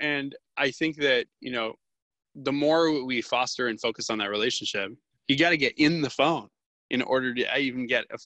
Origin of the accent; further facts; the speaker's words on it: Florida, United States; I'm from Florida.